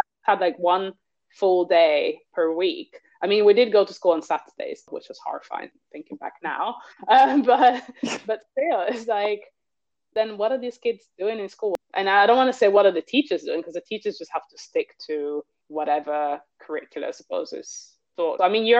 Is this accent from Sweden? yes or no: no; Italy; I grew up in Italy